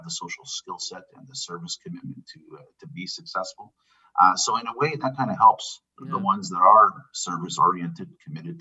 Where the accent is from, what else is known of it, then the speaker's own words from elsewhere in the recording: Elliot Lake, Ontario, Canada; also born or lived in Sudbury, Ontario; I was born in Sudbury, Ontario. So I'm a Northern Ontario boy. Mm-hmm. And we moved probably 9 months after I was born to a little town outside of Elliott Lake. So I was able to grow up with a heavy Italian influence and a heavy Northern Ontario influence